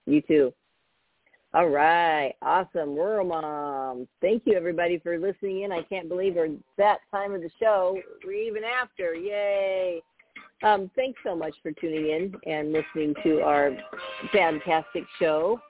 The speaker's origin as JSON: {"language": "English", "town": "Napa", "region": "California", "country": "United States", "tie": "born or raised there", "said": "I grew up in Northern California when it wasn't as busy as it is now, um, but we we um, we moved from open to Napa"}